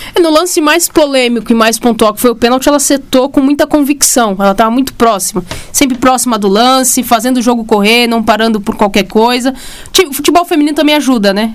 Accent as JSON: {"language": "Portuguese", "country": "Brazil", "said": "a gente é brasileiro"}